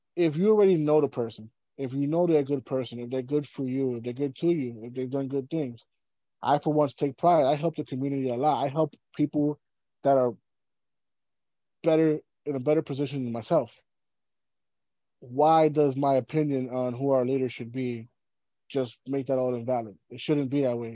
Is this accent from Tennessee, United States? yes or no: no; New York City, New York, United States; growing up in New York City